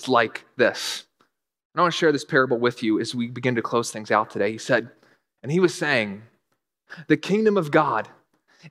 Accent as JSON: {"language": "English", "region": "North Carolina", "country": "United States", "tie": "born or raised there", "said": "I was raised in North Carolina"}